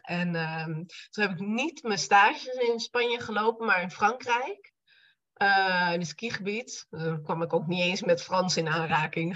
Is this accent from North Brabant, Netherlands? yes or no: no; Apeldoorn, Gelderland, Netherlands; also born or lived in Barcelona; now in Arnhem, Netherlands; Ik kom eigenlijk uit Apeldoorn